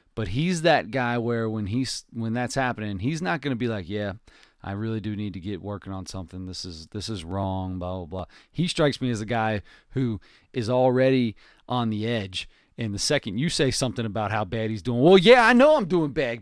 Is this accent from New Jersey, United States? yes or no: no; Cincinnati, Ohio, United States; we are from Cincinnati